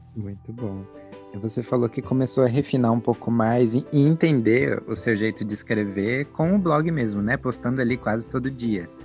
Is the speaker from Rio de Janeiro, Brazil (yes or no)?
no; São Paulo, Brazil; Eu sou de São Paulo